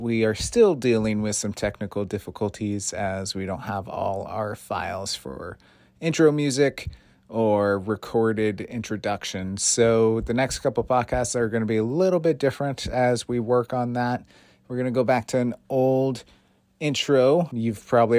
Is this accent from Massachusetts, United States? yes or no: yes; Belchertown, Massachusetts, United States; My office is in Amherst, but I am from Belchertown